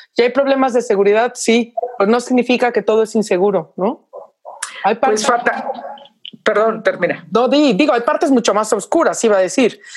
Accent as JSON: {"language": "Spanish", "country": "Mexico"}